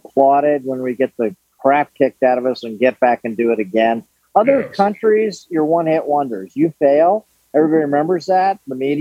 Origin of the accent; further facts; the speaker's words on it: New Canaan, Connecticut, United States; also born or lived in Sanibel Island, Florida / Nantucket, Massachusetts; I grew up in New Canaan, Connecticut